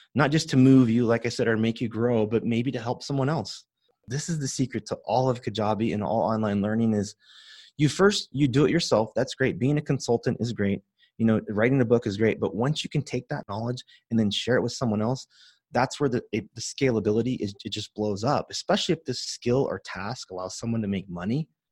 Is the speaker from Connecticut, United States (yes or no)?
no; San Joaquin Valley, Central California, United States; I grew up in that world of farming